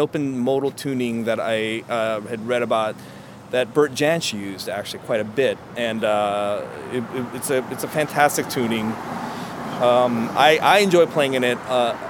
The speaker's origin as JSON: {"language": "English", "region": "Hawaii", "country": "United States", "tie": "born or raised there", "said": "I grew up in Hawaii, and the Hawaiians play in a open tuning called slack key, and that's uh-huh. essentially how I sort of learned to play."}